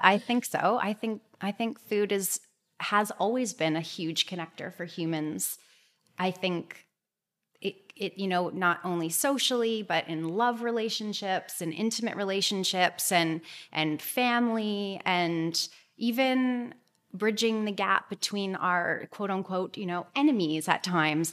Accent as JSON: {"language": "English", "town": "Toronto", "region": "Ontario", "country": "Canada", "said": "I am from Toronto, just outside of Toronto"}